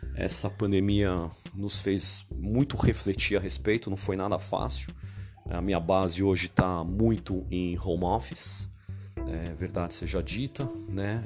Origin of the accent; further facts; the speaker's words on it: São Paulo, Brazil; sou de São Paulo, capital